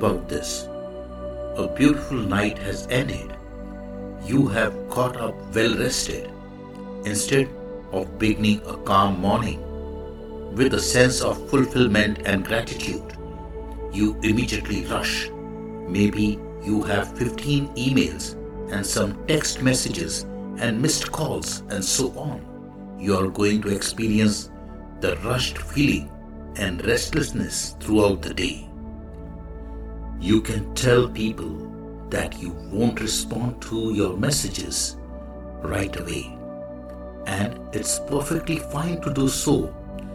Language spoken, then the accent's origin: English; India; the Indian monk